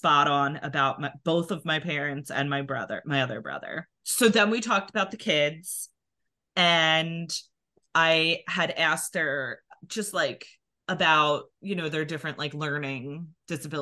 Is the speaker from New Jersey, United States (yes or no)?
yes; New Jersey, United States; accent: Philadelphia; we're from New Jersey